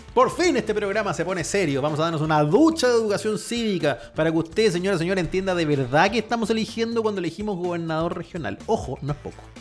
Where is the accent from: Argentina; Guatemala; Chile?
Chile; soy chileno